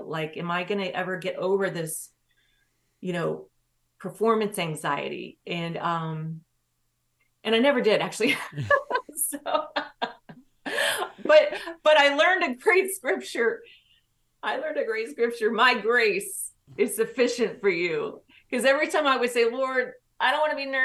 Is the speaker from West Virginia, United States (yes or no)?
yes; Williamson, West Virginia, United States; also born or lived in Knoxville, Tennessee; I lived in Tennessee before we moved back to West Virginia. I was born in West Virginia